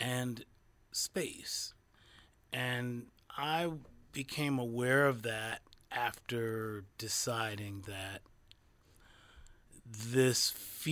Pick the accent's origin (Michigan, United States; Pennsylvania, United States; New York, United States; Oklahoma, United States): Michigan, United States; Detroit; there were adventurous radio stations in my hometown